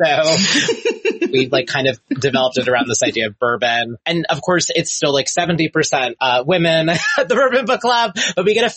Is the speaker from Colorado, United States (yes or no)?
no; Long Island, New York, United States; now in Las Vegas, United States; I grew up on Long Island